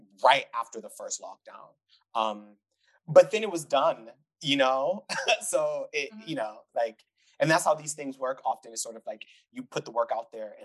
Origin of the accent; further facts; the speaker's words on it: Detroit, Michigan, United States; moved away as an adult; also born or lived in Europe; now in Vienna, Austria; I grew up in Detroit, Michigan, but for most of my adult life, I've lived in Europe